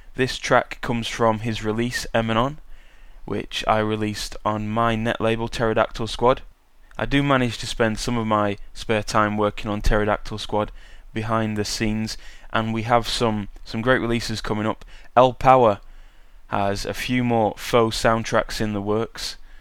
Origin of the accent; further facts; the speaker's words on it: United Kingdom; accent: British; also born or lived in Sheffield; my British accent